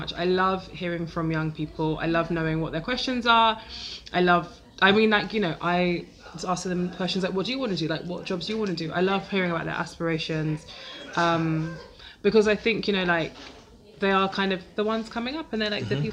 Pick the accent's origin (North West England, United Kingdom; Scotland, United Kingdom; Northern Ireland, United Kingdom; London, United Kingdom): London, United Kingdom; I'm from Lewisham.